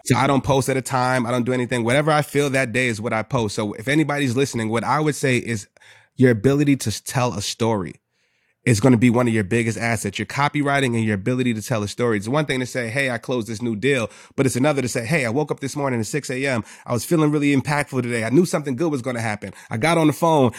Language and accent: English; New York City, New York, United States; I'm from the Bronx.